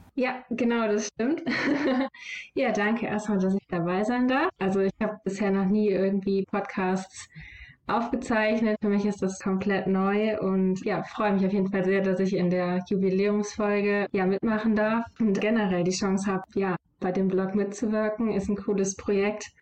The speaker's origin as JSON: {"language": "German", "town": "Solingen", "region": "North Rhine-Westphalia", "country": "Germany", "tie": "born or raised there", "said": "in meiner Heimatstadt die Lokalzeitung"}